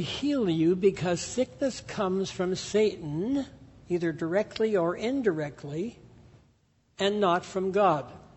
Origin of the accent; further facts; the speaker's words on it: Canada; grew up in the Pentecostal church in Canada